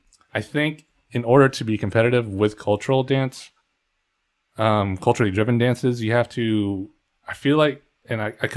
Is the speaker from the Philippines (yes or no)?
yes; Philippines; The three of us being Filipino, we have our own cultural dances.